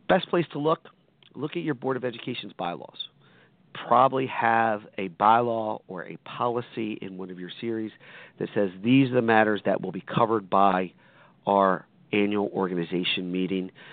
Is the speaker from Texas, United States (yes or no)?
no; Hamilton, New Jersey, United States; I am from Hamilton, blueberry capital of the world